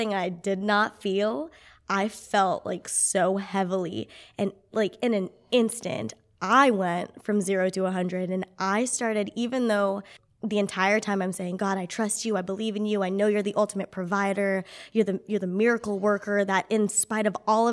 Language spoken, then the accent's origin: English; Clovis, United States; moved away; spent some time with my family in Clovis, back in my hometown